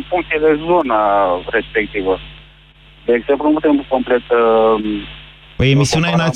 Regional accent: Galați, Galați County, Romania; sunt din Galați.

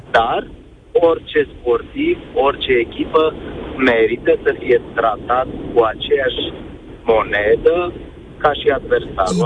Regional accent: Brașov, Brașov County, Romania; Sunt din Brașov

